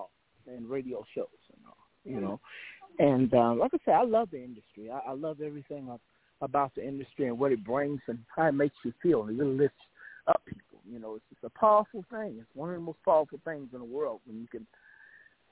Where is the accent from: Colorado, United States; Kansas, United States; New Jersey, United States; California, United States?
California, United States; Los Angeles; I was born in Hollywood, Cedars 11